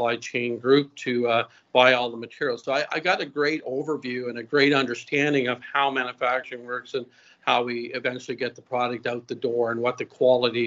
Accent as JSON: {"language": "English", "town": "Antigonish", "region": "Nova Scotia", "country": "Canada", "tie": "born or raised there", "also_born_or_lived": "Winnipeg, Manitoba", "moved": "as an adult", "said": "I'm from a little area called Antigonish, Nova Scotia. So I grew up on a family farm here."}